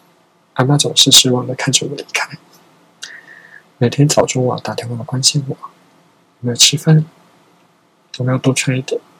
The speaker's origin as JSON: {"language": "Chinese", "region": "Changhua County", "country": "Taiwan", "tie": "born or raised there", "lives_now": "Taipei, Taiwan", "said": "那我老家就在彰化。我除夕还要上班到六点半，我就算搭高铁回去，哎，也八点钟了，哎，大家都吃饱了，我也不用吃了，然后我要再很赶，呃，再搭车回来台北，因为隔天还要上班。"}